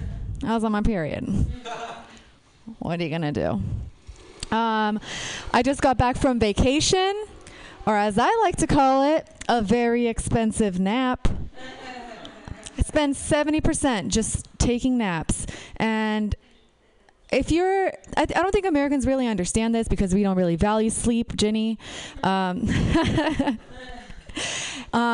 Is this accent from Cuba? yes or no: no; Romania; moved away; I'm from Romania